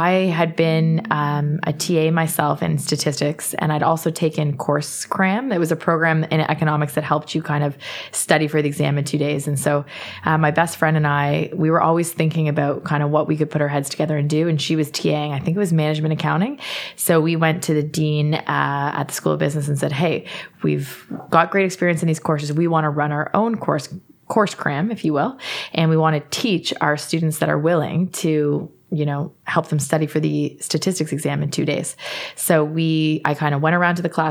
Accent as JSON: {"language": "English", "town": "Kingston", "region": "Ontario", "country": "Canada", "tie": "born or raised there", "said": "growing up in Kingston"}